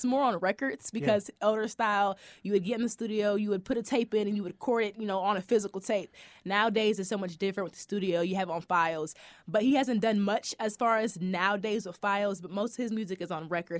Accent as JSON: {"language": "English", "town": "Indianapolis", "region": "Indiana", "country": "United States", "tie": "born or raised there", "also_born_or_lived": "Terre Haute, Indiana", "said": "I did grow up here in Indianapolis. It's not my original home city. I'm actually from Terre Haute, Indiana, which is like an hour and a half from here. But I moved here when I was around 8."}